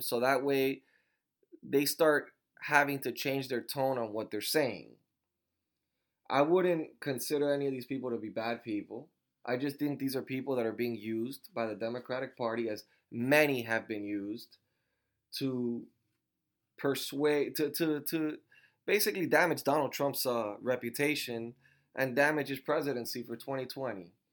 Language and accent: English; Miami, Florida, United States; now in Fort Myers, United States; I was born in Miami, Florida